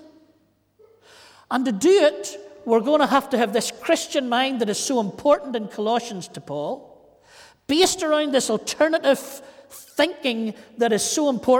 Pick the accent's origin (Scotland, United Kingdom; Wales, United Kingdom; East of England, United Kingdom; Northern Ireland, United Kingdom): Northern Ireland, United Kingdom; County Antrim; I'm from Antrim.